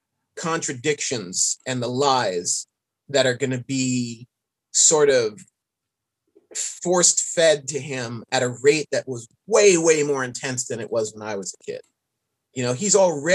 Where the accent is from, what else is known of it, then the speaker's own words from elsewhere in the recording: New York City, New York, United States; I grew up in New York City